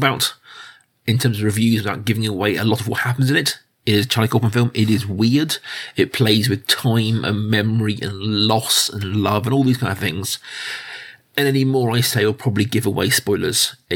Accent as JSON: {"language": "English", "country": "United Kingdom", "said": "I'm a British person. Our life is dominated by period films. It is our main export as a nation these days"}